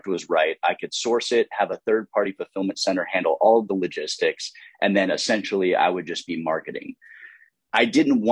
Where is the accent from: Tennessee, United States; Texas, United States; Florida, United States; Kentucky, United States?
Texas, United States; Fort Worth; I grew up in Fort Worth, Texas